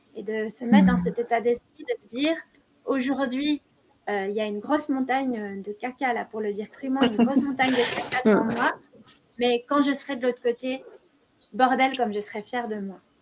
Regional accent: Belgium; chez nous, en Belgique, on appelle ça autrement

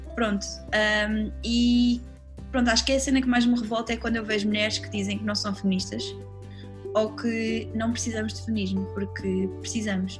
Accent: Lisbon, Portugal; also born or lived in London; eu sou lisboeta, vivi cá, tipo, a minha vida inteira

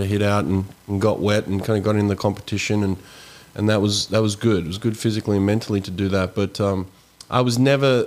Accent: Sydney, New South Wales, Australia; growing up in Sydney

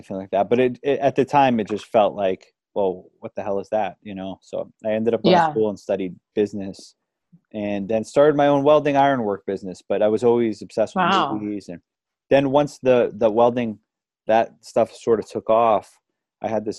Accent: New York City, New York, United States; also born or lived in Westchester, New York; I was born in Manhattan, raised in the Bronx. Then my family moved up to Westchester, which is the suburbs of New York City.

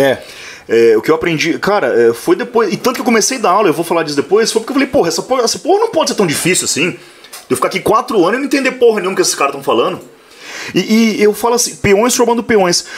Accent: Maringá, Paraná, Brazil; now in Mandaguaçu, Brazil; eu nasci em Maringá. Uhum. É, hoje eu resido em Mandaguaçu, que dá 16, 18 quilômetros

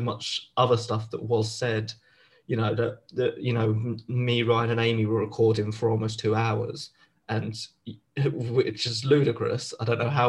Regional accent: London, United Kingdom; accent: Southeast London; my full Southeast London accent

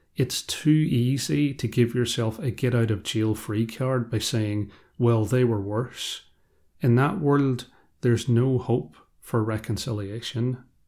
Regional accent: Ireland; I am also Irish, and I come from a background where we don't always deal with conflict well. In a part of rural Ireland I'm from

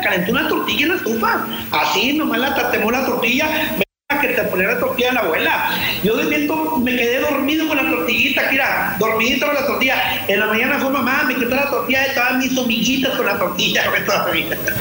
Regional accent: Monterrey, Nuevo León, Mexico; Aquí al cono, al helado le decimos chopo aquí

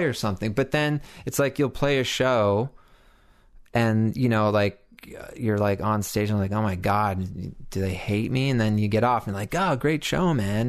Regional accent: Toronto, Ontario, Canada; moved away as an adult; also born or lived in Mono, Ontario; I grew up in Toronto and had like made it from Bloor and Spadina to like Bloor and Lansdowne over the course of like 20 years

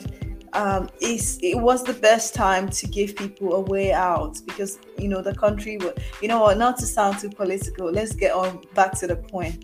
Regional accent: Nigeria; also born or lived in Mauritius; I'm Nigerian

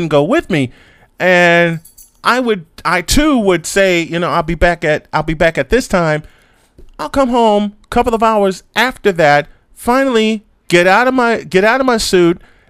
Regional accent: Chicago, Illinois, United States; I grew up in Chicago

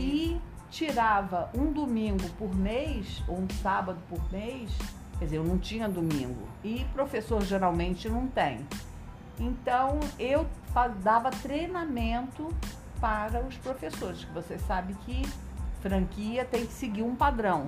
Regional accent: Nova Iguaçu, Rio de Janeiro, Brazil; moved away as an adult; also born or lived in Jales, São Paulo; Eu sou de Nova Iguaçu. Uhum. Fiquei 30 anos em Nova Iguaçu. Aos 30 anos eu me mudei para lá

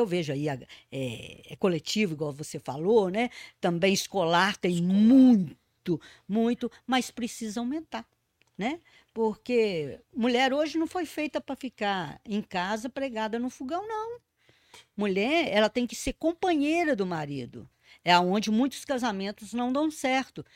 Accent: Brazil; Nós somos brasileiros e brasileiras.

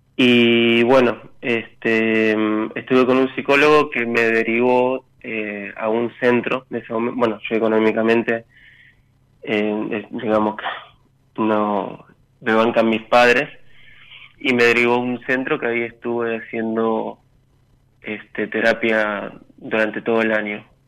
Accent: Victoria, Buenos Aires Province, Argentina; Soy de Victoria, San Fernando.

